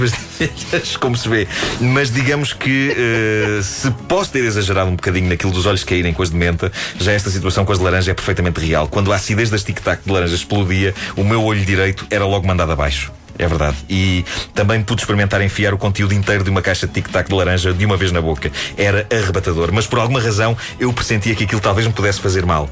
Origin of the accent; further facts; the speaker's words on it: Portugal; Eu, como português